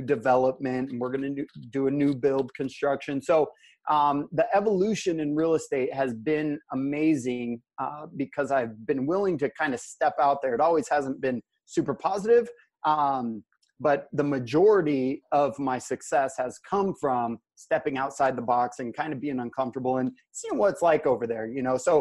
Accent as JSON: {"language": "English", "region": "Alaska", "country": "United States", "tie": "born or raised there", "said": "I'm from Alaska. I'm born and raised up here."}